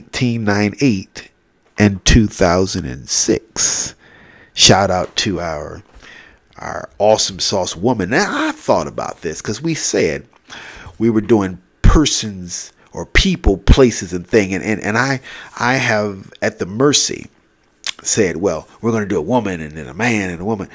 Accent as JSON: {"language": "English", "country": "United States", "said": "We're American"}